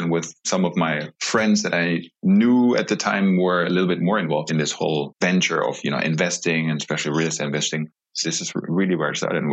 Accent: Germany; I was born and raised in Germany

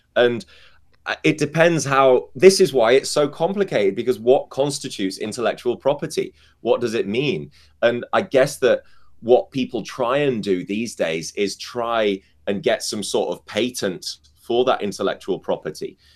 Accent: United Kingdom; I'm British

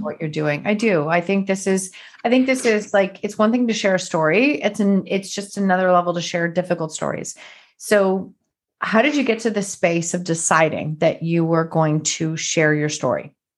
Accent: Canada; another fellow Canadian

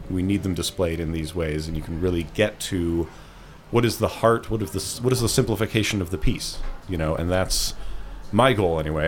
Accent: Ottawa, Ontario, Canada; I'm from Ottawa, which is the smaller of the Canadian cities people may have heard about

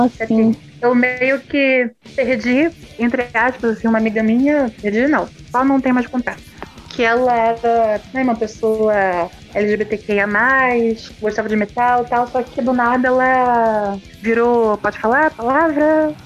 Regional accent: Rio de Janeiro, Brazil; also born or lived in Germany; a cena do Rio de Janeiro, que é de onde eu sou, onde eu moro

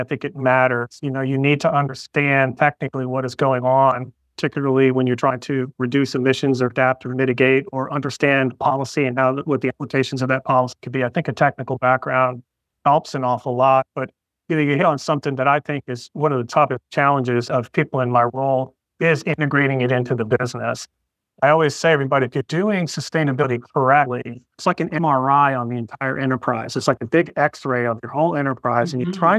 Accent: Florida, United States; growing up in Florida

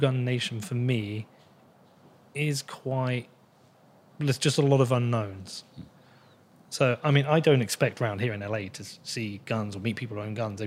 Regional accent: United Kingdom; I am British

